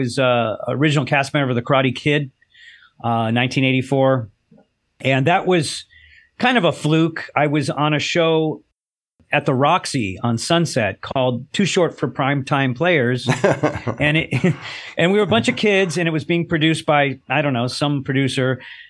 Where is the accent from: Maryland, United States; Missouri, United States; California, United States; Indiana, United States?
California, United States; Los Angeles; I grew up in Southern California, yeah, Los Angeles.